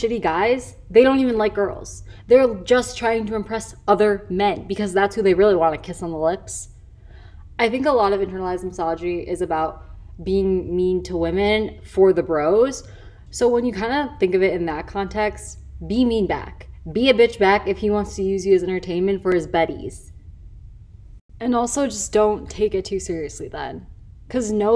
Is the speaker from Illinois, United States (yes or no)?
yes; Chicago, Illinois, United States; now in Los Angeles, United States; now I live across the country. I live in LA. I'm originally from Chicago.